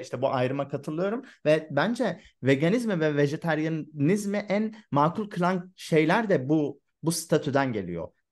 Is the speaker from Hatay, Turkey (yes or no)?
yes; Hatay, Turkey; ben Hatay'da büyüdüm